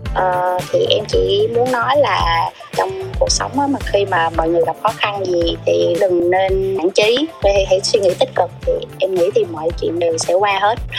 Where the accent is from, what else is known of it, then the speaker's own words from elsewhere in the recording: Bình Định, Vietnam; quê của em là ở Bình Định